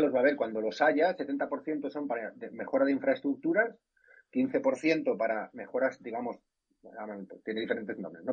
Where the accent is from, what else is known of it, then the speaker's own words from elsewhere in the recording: Spain; como soy español